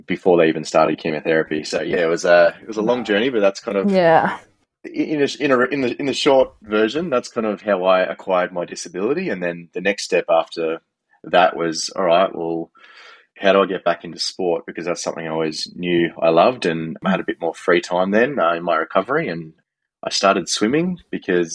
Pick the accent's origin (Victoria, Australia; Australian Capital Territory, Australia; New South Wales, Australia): Australian Capital Territory, Australia; Canberra; I grew up in Canberra